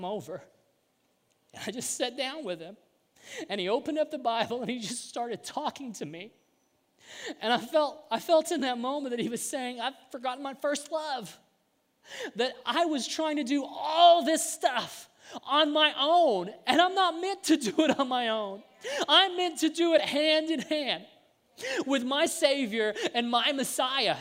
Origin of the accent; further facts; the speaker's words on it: Southern Illinois, United States; we're from Southern Illinois